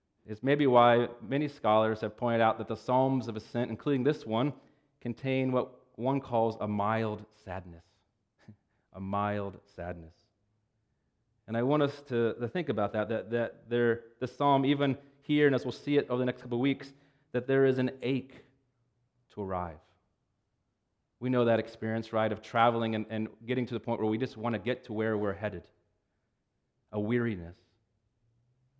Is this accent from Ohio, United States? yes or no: yes; Cincinnati, Ohio, United States; where I grew up in Cincinnati